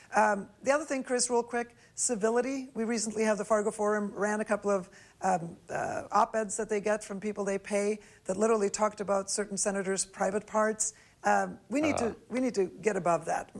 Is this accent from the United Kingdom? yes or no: no; Norway; now in United States; I grew up in Norway